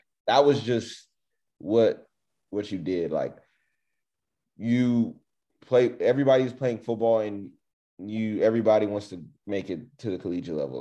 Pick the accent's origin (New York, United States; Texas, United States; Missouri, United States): Texas, United States; Richmond; I grew up in Richmond, Texas, which is on the outskirts of Houston